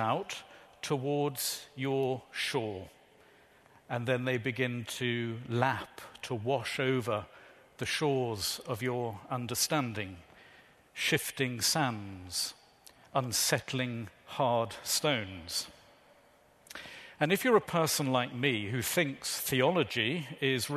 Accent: Shropshire, West Midlands, United Kingdom; moved away; I'm originally from Shropshire. Shropshire born, Shropshire bred, strong in the body, thick in the head. I was brought up by my grandparents

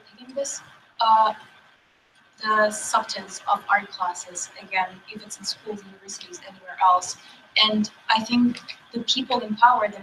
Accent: Ukraine; moved away; I come from Ukraine

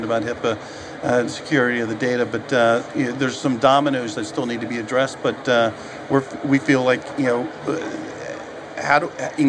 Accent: New Jersey, United States; I'm from New Jersey. I can go to Philadelphia, New York, local to New Jersey.

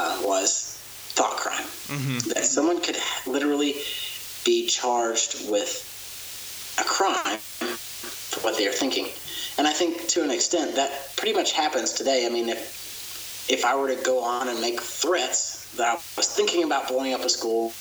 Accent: Oklahoma, United States; I grew up in Oklahoma, a Bible Belt Christian, went to church every Sunday

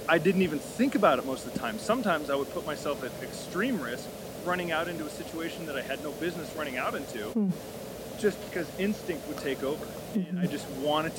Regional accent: United States; I grew up in America in a middle-class family

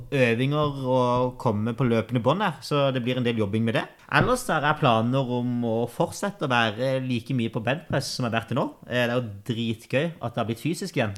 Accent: Kristiansand, Agder, Norway; moved away; Født og oppvokst på Hellemyr og Grim i Kristiansand

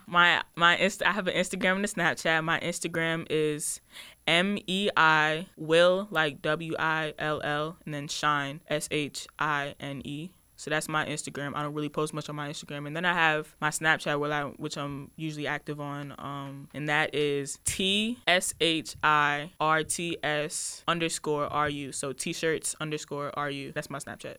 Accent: Woodbridge, Virginia, United States; I am from Woodbridge, Virginia

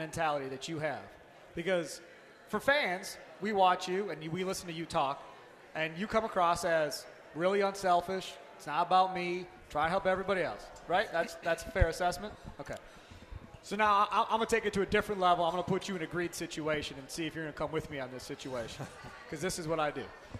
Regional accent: Kenosha, Wisconsin, United States; So I grew up in Kenosha, which, as we know, is right on the border.

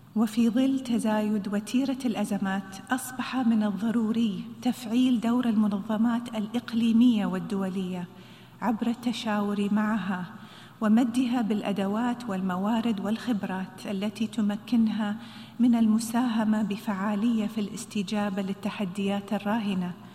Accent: United Arab Emirates; خيارنا في دولة الإمارات

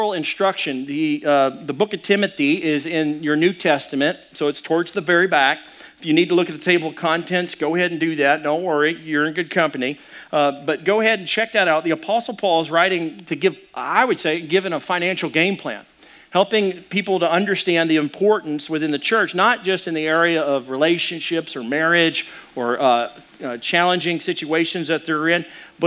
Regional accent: Arkansas, United States; I'm from Arkansas

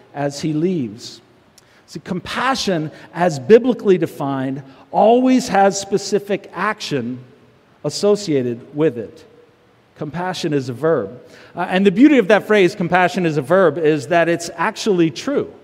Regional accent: United States; American Christians

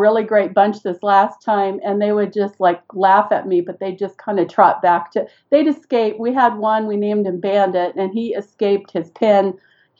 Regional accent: Seal Beach, California, United States; moved away as an adult; now in Idaho, United States; I grew up in Southern California about 20 minutes. At that time, you could get to the beach in about 20 minutes. I spent my entire teenage years on the beach in Seal Beach, California.

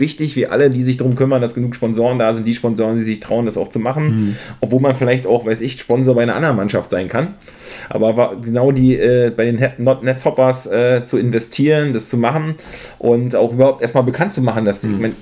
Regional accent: Mecklenburg-Vorpommern, Germany; now in Berlin, Germany; Ich selber bin ja aus MacPom.

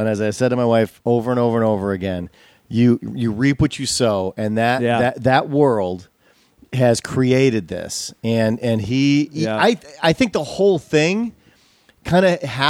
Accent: Wisconsin, United States

